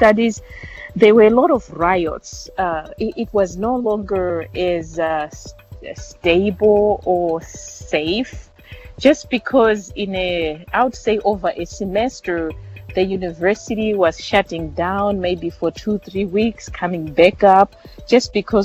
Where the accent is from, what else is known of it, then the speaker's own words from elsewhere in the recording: Mutare, Manicaland, Zimbabwe; moved away; I grew up in Mutare. It's the city name of a country called Zimbabwe in Southern Africa